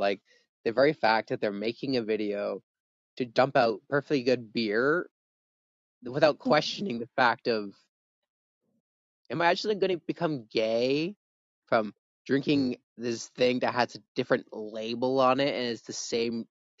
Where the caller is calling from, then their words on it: Canada; I'm talking from Canada.